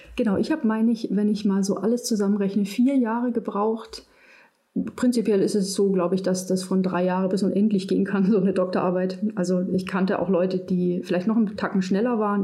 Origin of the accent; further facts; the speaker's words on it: Munich, Bavaria, Germany; moved away as an adult; also born or lived in Münster; ich bin aus München